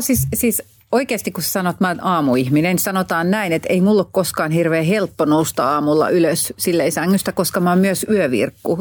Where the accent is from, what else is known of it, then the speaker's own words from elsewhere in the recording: Hanko, Uusimaa, Finland; mä nyt olen Hangosta kotoisin